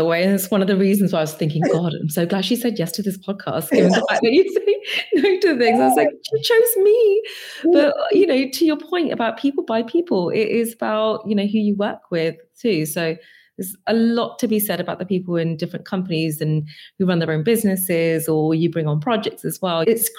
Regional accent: Forest Gate, London, United Kingdom; I don't sound like this when I was growing up. I grew up in Forest Gate, for goodness sake.

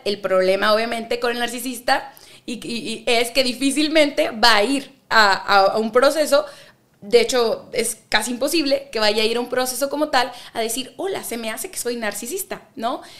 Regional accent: Ensenada, Baja California, Mexico; moved away as an adult; now in Monterrey, Mexico; nací en Ensenada, California

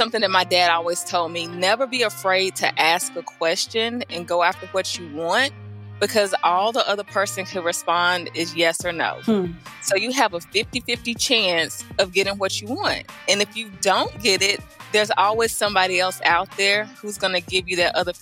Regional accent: the South, United States; accent: Southern African-American dialect; I'm from the South. I sound like a Southerner.

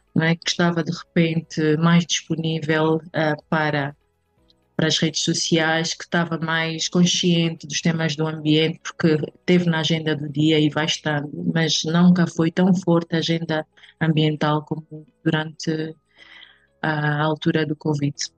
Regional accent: Benguela, Angola; moved away as an adult; now in Luanda, Angola; nasci em Benguela, mas eh, propriamente na Praia da Caota. É, e desde muito cedo fui viver para Benguela

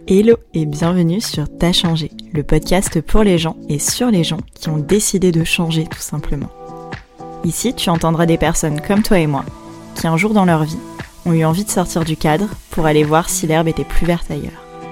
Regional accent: Breton, Brittany, France

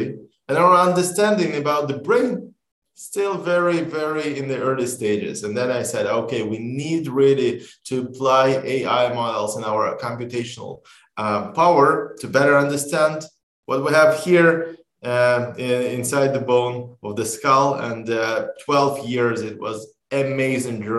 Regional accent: Israel; We are from Israel

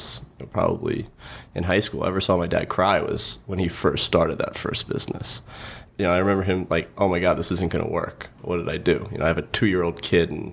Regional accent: Long Island, New York, United States; North Shore, Long Island

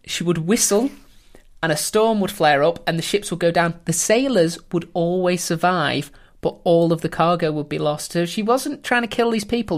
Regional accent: England, United Kingdom; we being the English

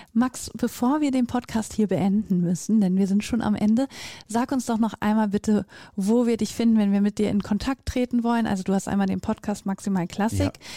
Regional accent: North Rhine-Westphalia, Germany; ich komme ja aus Nordrhein-Westfalen

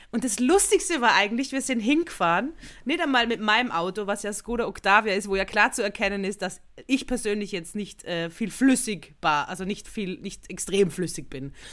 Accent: Innsbruck, Tyrol, Austria; in ein Hotel in, einem, in der Nähe von Innsbruck, also von meiner Heimatstadt

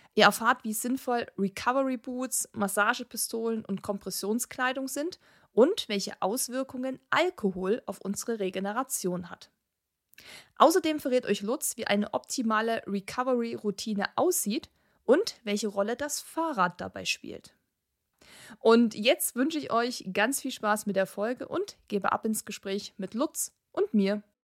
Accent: Kochel am See, Bavaria, Germany; wir kommen ja aus Kochel am See

